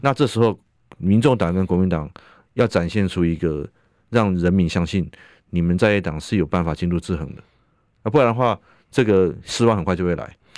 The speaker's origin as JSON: {"language": "Chinese", "country": "Taiwan", "said": "保障我们台湾人的身心安全"}